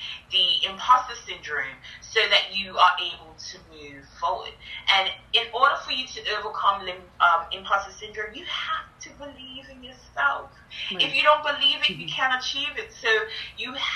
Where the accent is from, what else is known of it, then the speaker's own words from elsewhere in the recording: Bermuda; I grew up in Bermuda, and people have nicknames there